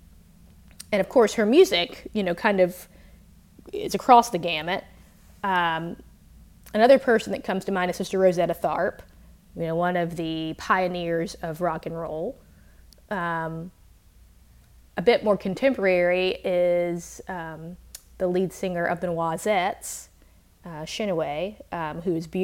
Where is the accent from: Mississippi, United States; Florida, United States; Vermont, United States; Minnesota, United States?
Mississippi, United States; I grew up in Mississippi